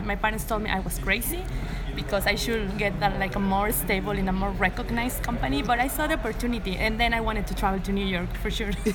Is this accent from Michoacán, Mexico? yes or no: no; Tampico, Tamaulipas, Mexico; now in Monterrey, Mexico; I'm not from Monterrey, I'm from Tampico, mm-hmm. a small town nearby the beach in the Gulf of Mexico.